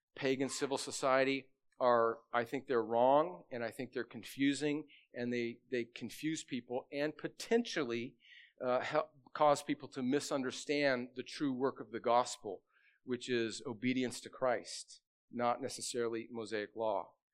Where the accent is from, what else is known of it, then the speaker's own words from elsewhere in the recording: United States; I was born in America